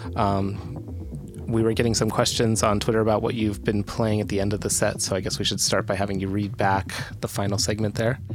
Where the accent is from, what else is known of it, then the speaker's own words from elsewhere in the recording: Pittsburgh, Pennsylvania, United States; now in New York, United States; I grew up in Pittsburgh